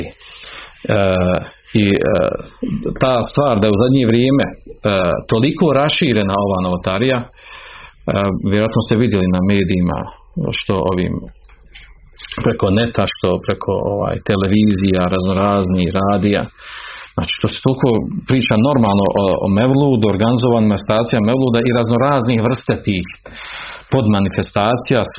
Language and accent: Croatian; Bosnia & Herzegovina; kod nas u Bosni, kod Bošnjaka